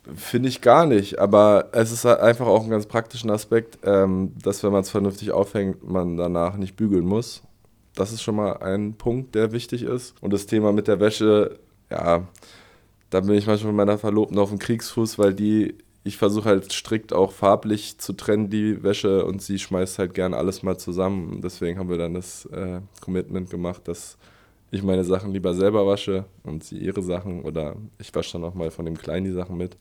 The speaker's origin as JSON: {"language": "German", "region": "Berlin", "country": "Germany", "tie": "born or raised there", "moved": "as an adult", "lives_now": "Aschaffenburg, Germany", "said": "Ich komme aus Westberlin, aus äh, Spandau, also ganz im Westen. Ähm, genau, da bin ich au aufgewachsen"}